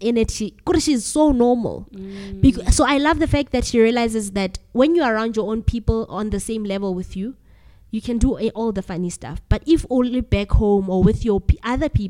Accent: Free State, South Africa; I was born and raised in the Free State.

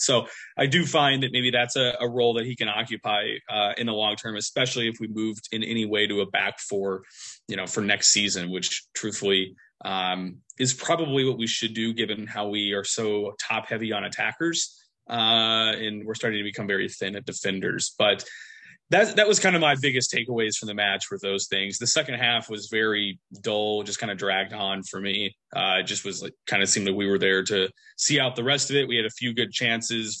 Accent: United States; as an American.

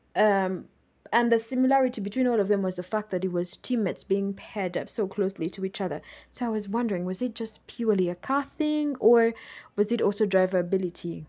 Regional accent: Uganda; living and growing up in Uganda

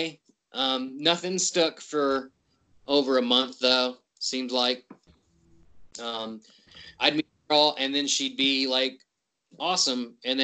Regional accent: West Virginia, United States; I'm from West Virginia

